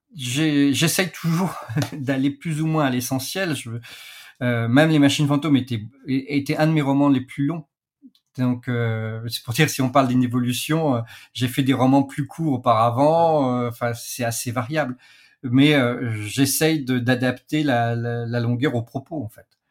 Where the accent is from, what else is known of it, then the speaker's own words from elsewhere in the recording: France; chez nous, en Europe, en France plus particulièrement